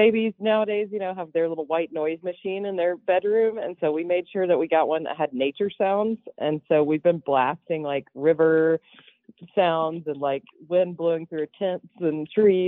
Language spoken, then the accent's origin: English; the South, United States; I'm from the South